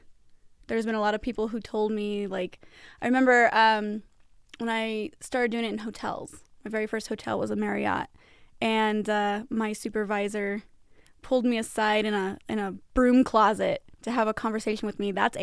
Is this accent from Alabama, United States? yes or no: no; Pueblo, Colorado, United States; So for me, Pueblo is kind of boring to live in. There's not a whole lot to do.